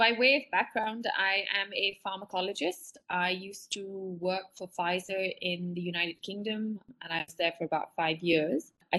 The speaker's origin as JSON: {"language": "English", "country": "India", "tie": "born there", "said": "I was born in India, but I had never lived here as an adult or worked here."}